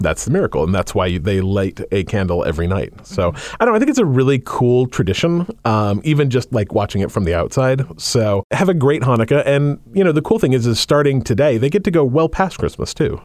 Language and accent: English; Utah, United States; moved away as an adult; now in Washington, United States; I was raised in Utah and I did not actually meet a person who practiced until I moved to Washington when I was, like, thirty-five.